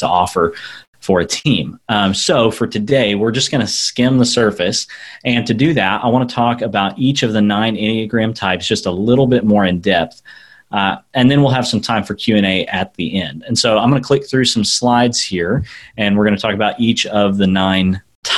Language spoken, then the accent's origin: English; United States; Americans are really bad about something, and that is we want to speak English all the time